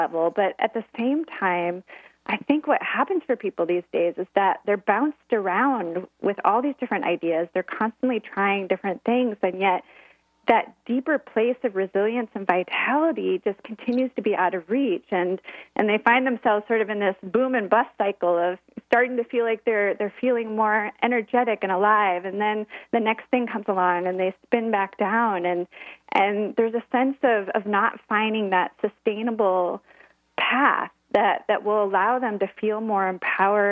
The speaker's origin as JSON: {"language": "English", "region": "Midwest", "country": "United States", "tie": "born or raised there", "also_born_or_lived": "Oregon", "moved": "yes", "said": "I grew up in the Midwest"}